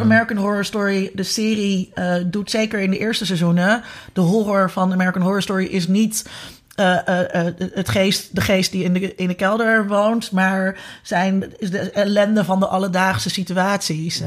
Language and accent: Dutch; Netherlands; als Nederlanders